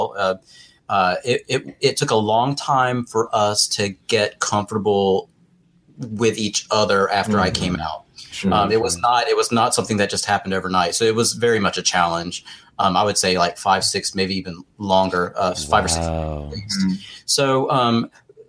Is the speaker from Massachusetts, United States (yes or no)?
no; North Carolina, United States; I grew up on an island on the east coast of North Carolina